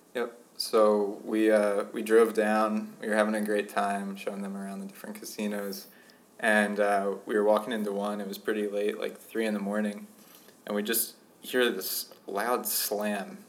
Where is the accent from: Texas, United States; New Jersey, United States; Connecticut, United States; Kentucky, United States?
New Jersey, United States; Pennsauken; moved away as an adult; also born or lived in Minnesota; now in Ithaca, United States; I grew up in Pennsauken, which is a suburb of Philadelphia